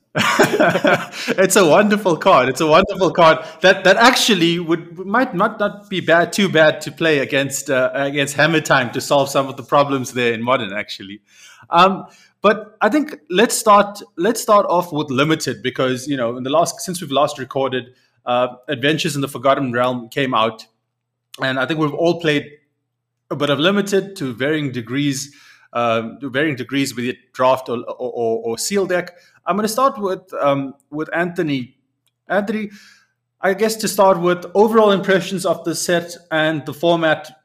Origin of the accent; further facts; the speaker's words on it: South Africa; as a South African